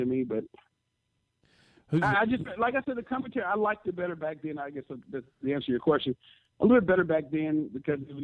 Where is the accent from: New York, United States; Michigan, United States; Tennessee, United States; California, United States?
Tennessee, United States; Memphis; I'm from Memphis